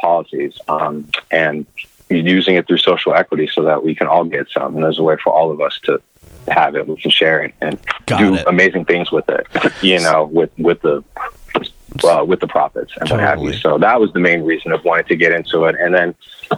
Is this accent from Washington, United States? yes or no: no; Bay Area, California, United States; growing up in the Bay Area